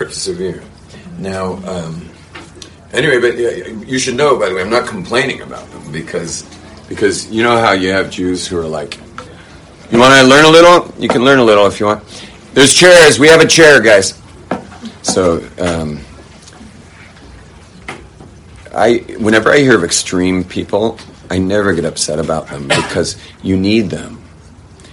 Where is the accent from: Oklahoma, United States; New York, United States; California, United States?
California, United States; Los Angeles; the secular neighborhood I grew up in the wealthy West Los Angeles